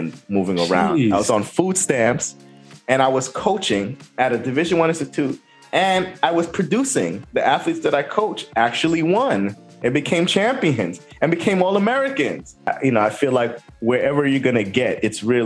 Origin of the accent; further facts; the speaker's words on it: U.S. Virgin Islands; moved away; also born or lived in New Jersey; I lived in the U.S. Virgin Islands. I grew up on St. Croix